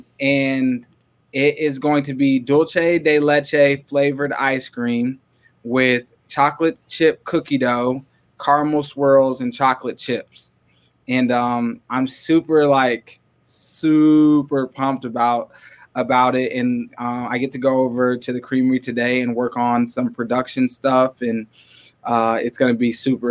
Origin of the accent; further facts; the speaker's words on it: Waterloo, Iowa, United States; now in Ames, United States; we moved up to Waterloo. And so I went through middle school and high school in Waterloo. And that's what I consider home. That's where I feel like I grew up